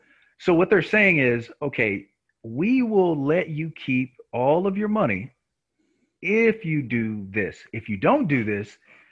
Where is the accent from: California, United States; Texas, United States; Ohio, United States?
Texas, United States; Nacogdoches; also born or lived in Dallas, Texas; I'm from Nacogdoches, Texas, right?